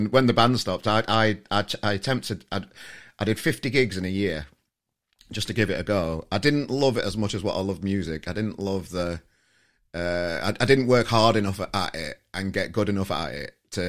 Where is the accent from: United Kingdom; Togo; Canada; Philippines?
United Kingdom; Yorkshire and the Humber; as a Yorkshireman.